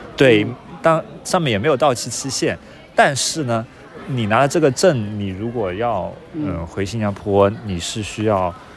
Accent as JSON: {"language": "Chinese", "country": "China", "tie": "born or raised there", "also_born_or_lived": "Singapore", "moved": "as an adult", "lives_now": "Hangzhou, China", "said": "我们这种从小在中国长大的"}